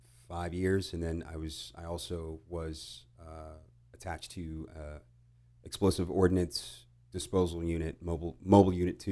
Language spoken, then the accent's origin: English; Houston, Texas, United States; also born or lived in Italy / England; And then I think when I was five, I was five, and then we moved back to Houston.